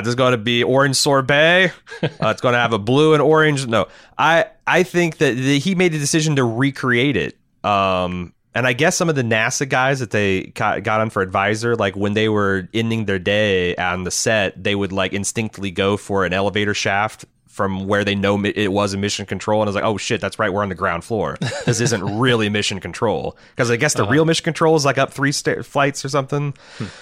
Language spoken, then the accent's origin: English; United States; as an American